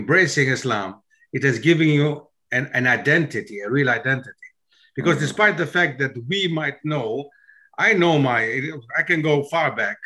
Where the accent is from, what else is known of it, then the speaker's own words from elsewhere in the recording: Germany; It was not easy as a foreigner growing up in Germany to reach the stage where I've reached.